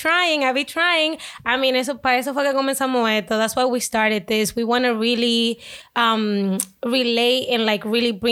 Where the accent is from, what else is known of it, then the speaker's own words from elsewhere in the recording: Lawrence, Massachusetts, United States; And actually, I'm from Lawrence.